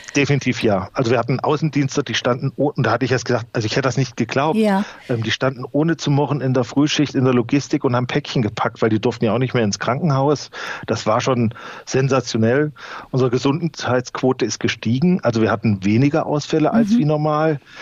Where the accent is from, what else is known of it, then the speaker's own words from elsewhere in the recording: North Hesse, Germany; bei uns in Nordhessen